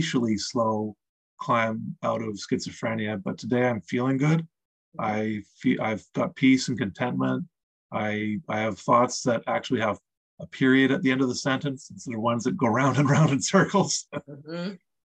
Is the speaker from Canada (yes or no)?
yes; Eastern Canada, Canada; I grew up in Eastern Canada